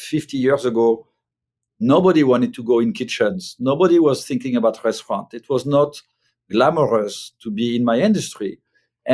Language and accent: English; France; moved away as an adult; now in United States; when I grew up in France, and at a young age, I was in a kitchen in the 1980s